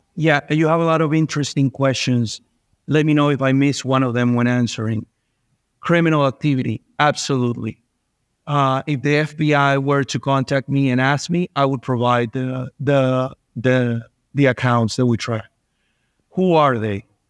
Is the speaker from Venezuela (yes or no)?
yes; Venezuela; moved away; I was born and raised in Venezuela